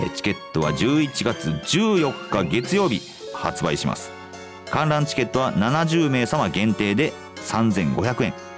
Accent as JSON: {"language": "Japanese", "region": "Kansai", "country": "Japan", "said": "僕は関西の人間"}